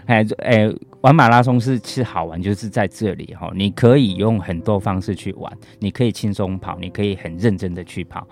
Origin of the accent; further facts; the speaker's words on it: Taichung, Taiwan; 我是台中人